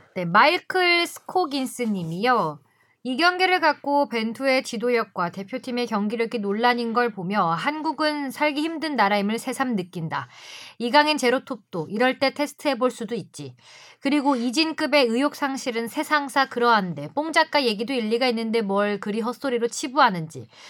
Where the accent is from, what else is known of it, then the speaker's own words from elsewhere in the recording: Seoul, South Korea; 전 서울에서 태어났고요